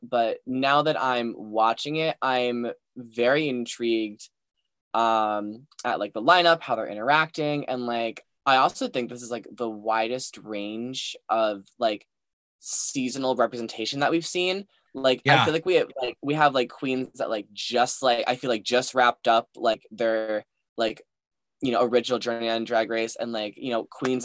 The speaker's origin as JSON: {"language": "English", "country": "United States", "said": "me as an American"}